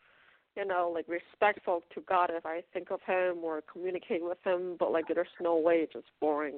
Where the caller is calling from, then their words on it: Pennsylvania, United States; Hi, this is … calling from Pennsylvania.